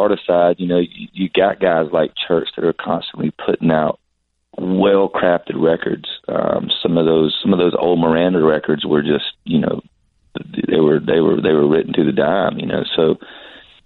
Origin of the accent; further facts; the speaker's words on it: South Georgia, United States; moved away; I was from South Georgia. I'd never really traveled anywhere.